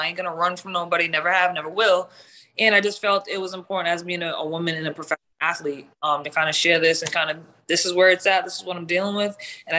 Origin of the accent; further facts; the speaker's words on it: New England, United States; I'm from New England, so I'm F-bombing it up on there.